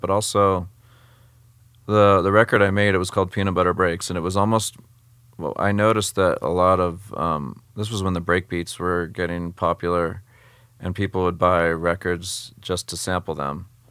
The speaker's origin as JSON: {"language": "English", "town": "San Jose", "region": "California", "country": "United States", "tie": "born or raised there", "said": "growing up in San Jose, California, which is next to San Francisco, um, West Coast"}